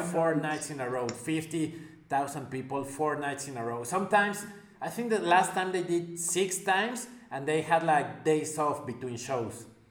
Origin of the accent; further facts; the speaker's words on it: Mexico; I'm from Mexico